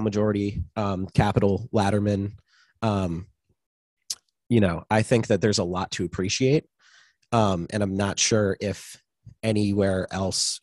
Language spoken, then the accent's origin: English; Long Island, New York, United States; it was in my hometown